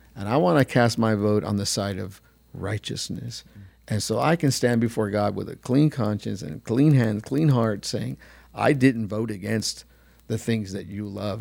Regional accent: United States; I was from America

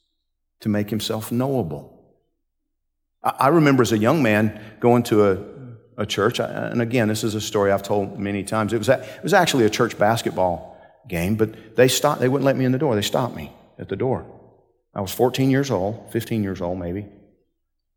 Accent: Georgia, United States; I'm from Georgia

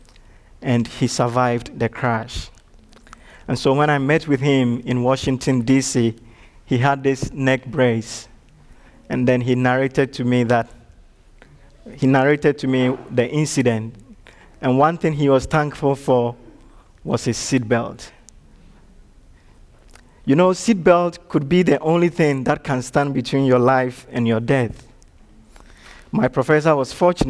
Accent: Ashanti, Ghana; English is a second language; now in Chattanooga, United States; in my home country, I come from one of the dominant tribes, the Ashanti tribe

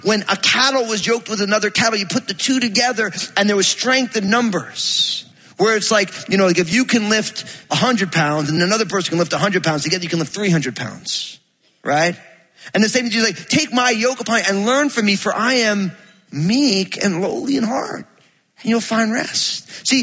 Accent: New Jersey, United States; I'm from Jersey

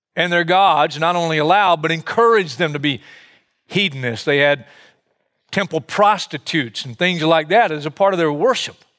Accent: United States; I'm an American just like you, and I grew up here

